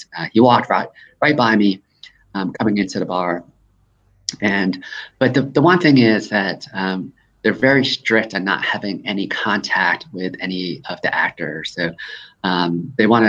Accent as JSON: {"language": "English", "region": "Hudson River Valley of New York", "country": "United States", "tie": "born or raised there", "also_born_or_lived": "South Korea", "moved": "yes", "lives_now": "Atlanta, United States", "said": "I came to the States when I was only 3 years old, and lived in the Hudson River Valley of New York for several years"}